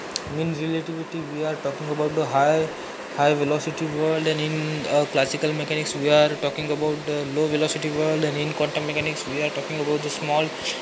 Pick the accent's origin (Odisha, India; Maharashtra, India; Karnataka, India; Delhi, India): Maharashtra, India; Amravati; I am coming from Maharashtra, Amravati.